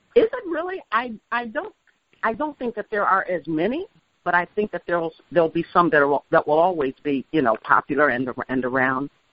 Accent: Chicago, Illinois, United States; also born or lived in Mississippi; now in Edgefield County, United States; I was born and raised in Chicago

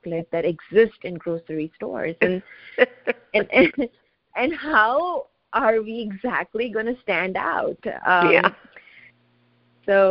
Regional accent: India; moved away as an adult; also born or lived in West Coast, United States / East Coast, United States / Jersey City; now in United States; So I'm an immigrant. I grew up in India, and I came to the United States for my education

